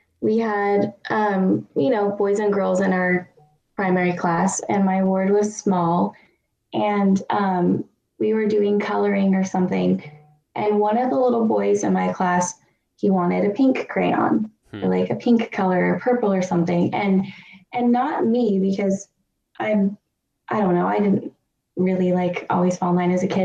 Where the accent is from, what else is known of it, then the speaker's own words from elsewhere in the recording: California, United States; accent: California; I grew up in California. Mm-hmm. as you couldn't tell from my annoying California accent